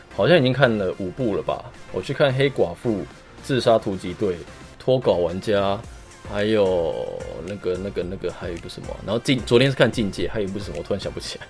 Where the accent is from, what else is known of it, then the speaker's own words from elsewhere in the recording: Taiwan; 我们台湾也有自己的文化